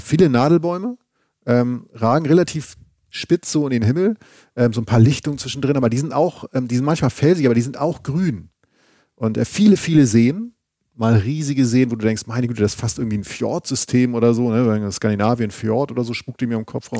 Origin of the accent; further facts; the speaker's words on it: Schleswig-Holstein, Germany; moved away; Von Travemünde, meinem alten Heimatbundesland Schleswig-Holstein